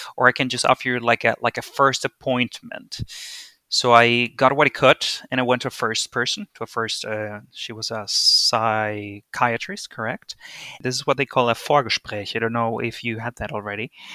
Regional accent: Venezuela; moved away as an adult; also born or lived in Bingen am Rhein, Germany; now in Berlin, Germany; I am originally from Venezuela. I was born and raised there

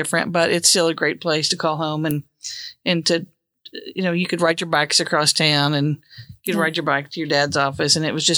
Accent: Cleveland, Oklahoma, United States; now in Oklahoma City, United States; I grew up in Cleveland, Oklahoma, a small town on the banks of the Arkansas River, just outside of Tulsa. And, spent my first 18 years of life there and then went to OU for college and have lived in Oklahoma City ever since.

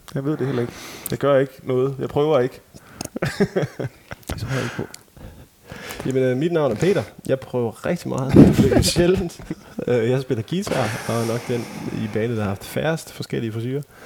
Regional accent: Ikast, Central Denmark Region, Denmark; jeg voksede op med de live-koncerter, jeg tog til, det var sådan, sådan akustiske ting i sådan et kulturhus i Ikast, hvor jeg kommer fra

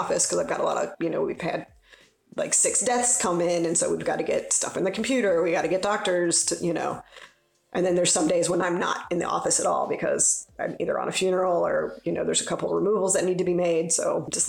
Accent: Cincinnati, Ohio, United States; I grew up in Cincinnati.

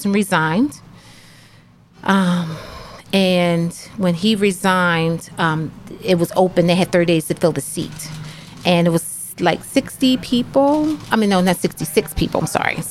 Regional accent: Washington, District of Columbia, United States; moved away as an adult; also born or lived in Phoenixville, Pennsylvania; now in Pottstown, United States; I grew up in D.C. and it was all black

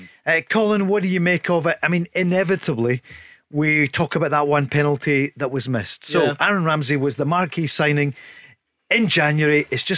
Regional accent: Scotland, United Kingdom; we're Scottish

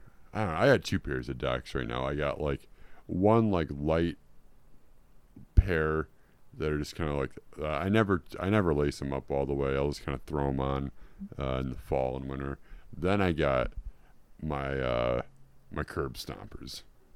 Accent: New Zealand; I'm from New Zealand. I'm a Kiwi.

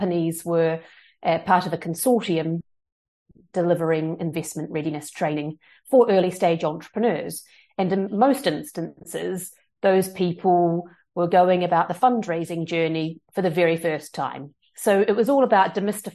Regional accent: New Zealand; moved away as an adult; now in London, United Kingdom; I am from New Zealand, and I immigrated to the UK in 2007 after my university studies

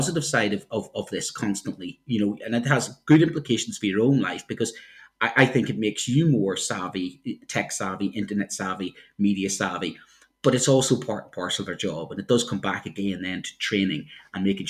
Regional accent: Ireland; now in United Kingdom; I'm an Irishman

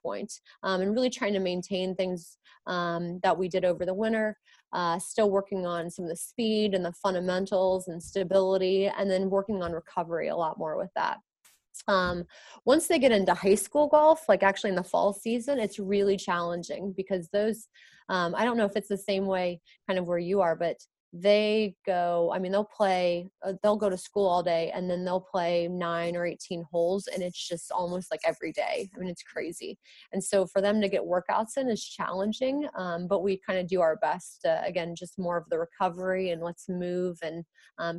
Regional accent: United States; I'm American

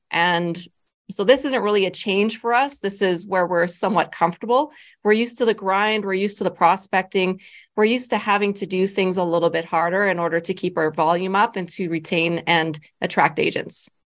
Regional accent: Medicine Hat, Alberta, Canada; also born or lived in Lethbridge, Alberta; I'm originally from Medicine Hat. That's where my family is.

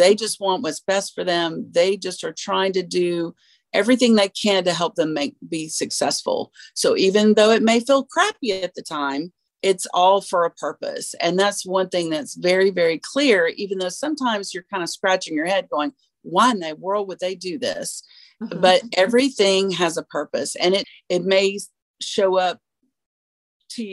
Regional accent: the South, United States; we are from the South

